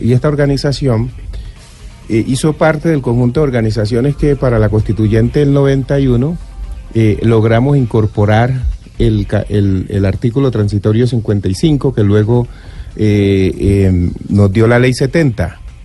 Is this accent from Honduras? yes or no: no; Pacific region, Colombia; ¿Somos o no somos colombianos los habitantes del Pacífico?